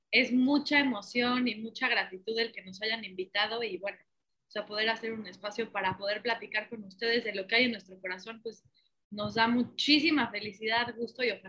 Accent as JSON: {"language": "Spanish", "region": "Puebla", "country": "Mexico", "moved": "yes", "lives_now": "Mérida, Mexico", "said": "soy de Puebla, tengo 32 años"}